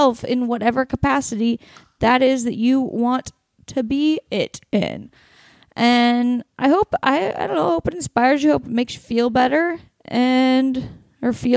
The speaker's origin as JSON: {"language": "English", "region": "Oregon", "country": "United States", "tie": "born or raised there", "said": "my home state of Oregon"}